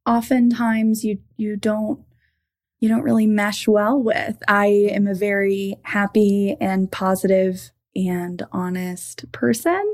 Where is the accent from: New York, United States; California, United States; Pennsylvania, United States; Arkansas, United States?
Arkansas, United States; Bradford; now in Longmont, United States; I grew up in Arkansas, which is much different than my current living situation in Longmont, Colorado